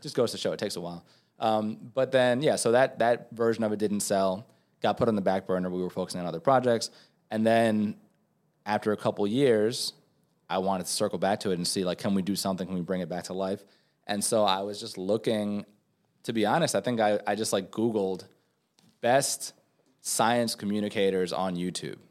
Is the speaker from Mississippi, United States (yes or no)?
no; New York, United States; also born or lived in Venezuela; now in Los Angeles, United States; as a New Yorker